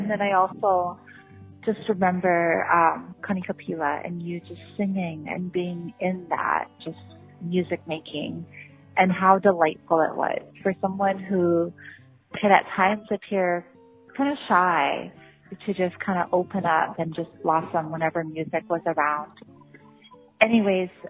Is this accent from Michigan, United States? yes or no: no; Maui, Hawaii, United States; we were growing up in Maui together